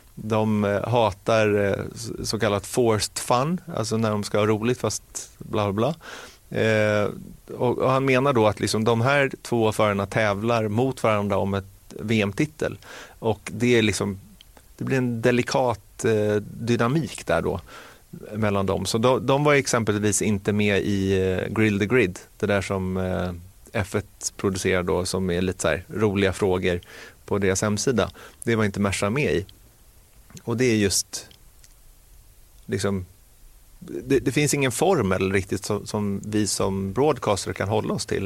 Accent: Sweden

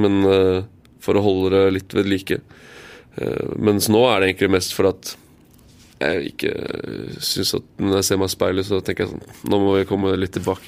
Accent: Eastern Norway, Norway; also born or lived in Tromsø / Kristiansand; Jeg er født i Tromsø, bodd her i Kristiansand i fire år, og så flytter vi hjem til Østlandet.

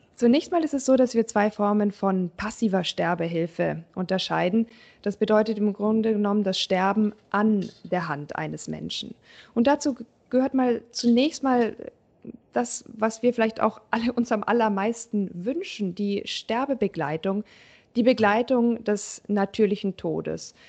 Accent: Germany; bei uns in Deutschland

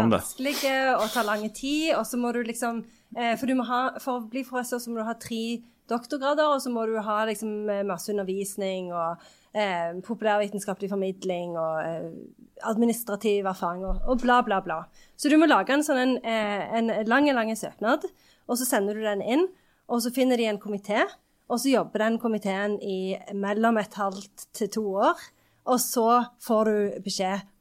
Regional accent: Sandnes, Rogaland, Norway; jeg kommer jo fra Sandnes, så der er det ikke så enormt mange professorer

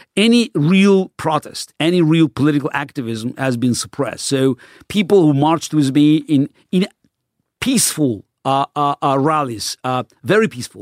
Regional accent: Baku, Azerbaijan; first language Russian; English is a second language; moved away; I grew up in the Soviet Union in the city of Baku, which was a, very multi-ethnic city.

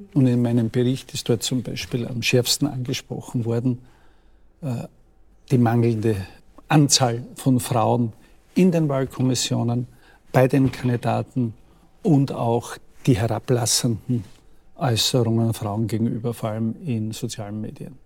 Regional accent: Austria; bei uns in Österreich

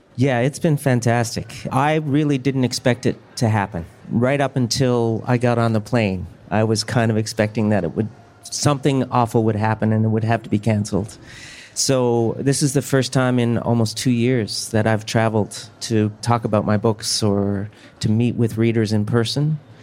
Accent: Newfoundland and Labrador, Canada; I grew up in a mining town in Newfoundland as opposed to a fishing community. So uh, my parents moved to the mining town, and that's where I was born.

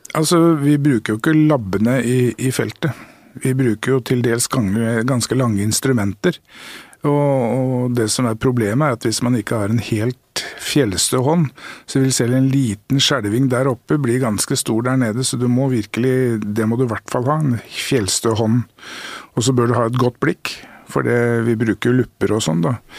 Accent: Norway; her i Norge er vi jo

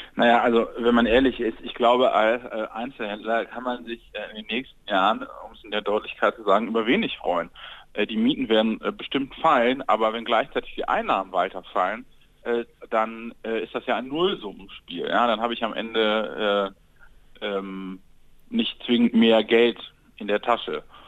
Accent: Mönchengladbach, North Rhine-Westphalia, Germany; ich komme gebürtig aus Mönchengladbach

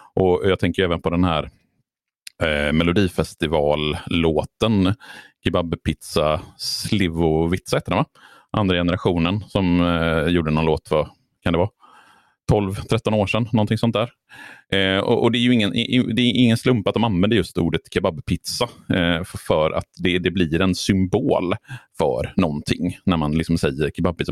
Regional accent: Borås, Västra Götaland, Sweden; jag åt kebab när jag växte upp i Borås på den lokala pizzerian

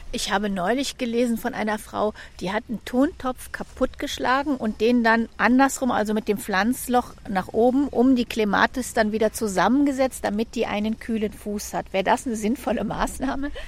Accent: Germany; Ich bin aus Deutschland

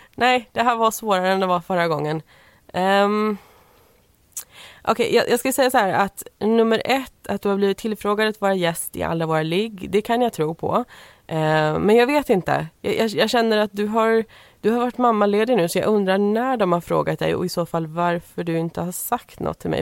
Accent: Småland, Sweden; vi är födda i Småland och vi bodde i Småland vid tillfället. Vi gör det fortfarande

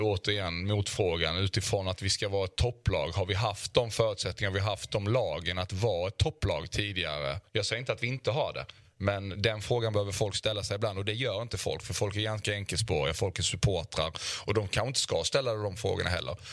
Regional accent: Osby, Skåne, Sweden; moved away; also born or lived in Malmö; hemma i Osby när jag var när jag var lite yngre

